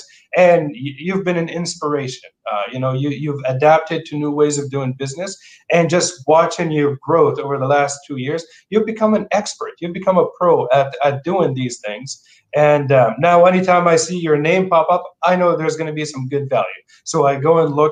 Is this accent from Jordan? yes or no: yes; Jordan; English is a second language; moved away as an adult; also born or lived in Portland, Oregon; now in Seattle area, United States; I grew up in Jordan in the Middle East, and I came here for opportunity